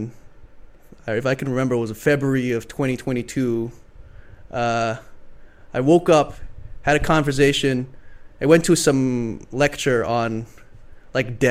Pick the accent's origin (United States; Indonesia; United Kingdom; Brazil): Indonesia; Jakarta; moved away; I grew up in one place for most of my life, Jakarta, Indonesia